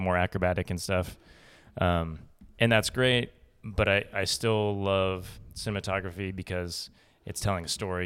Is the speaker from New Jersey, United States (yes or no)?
no; Boulder, Colorado, United States; now in Austin, United States; I grew up in Colorado